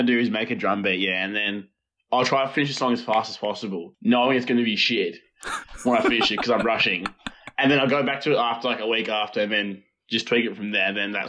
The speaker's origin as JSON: {"language": "English", "town": "Launceston", "region": "Tasmania", "country": "Australia", "tie": "born or raised there", "also_born_or_lived": "Egypt", "moved": "as an adult", "lives_now": "Melbourne, Australia", "said": "So I moved to Australia in 2003 with my family, and then we moved to Launceston and stayed there and grew up there."}